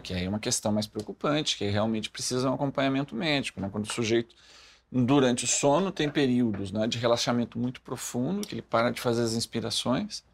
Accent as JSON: {"language": "Portuguese", "region": "Rio Grande do Sul", "country": "Brazil", "moved": "yes", "said": "eu sou gaúcho, moro longe do Rio Grande do Sul"}